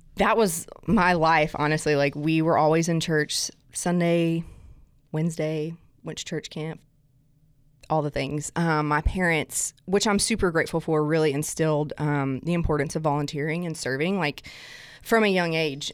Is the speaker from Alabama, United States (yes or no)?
yes; South Alabama, United States; accent: southern; now in Nashville, United States; I'm originally from South Alabama, um, and like when I say South Alabama, my mom and dad live 30 minutes north of Gulf Shores